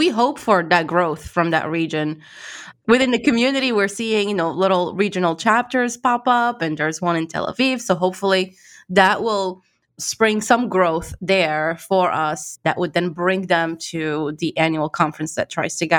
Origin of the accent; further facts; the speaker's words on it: Morocco; I was actually born and raised in Morocco.